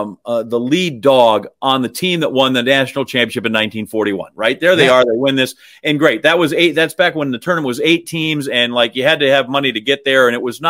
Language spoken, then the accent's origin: English; Green Bay, Wisconsin, United States; born or raised there; moved away